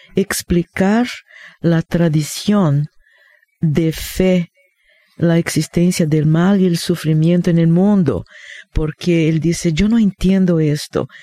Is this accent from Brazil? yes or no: yes; Rio de Janeiro, Brazil; moved away; Yo crecí, hermano, en Río de Janeiro, en Brasil. Por esto tengo este acento raro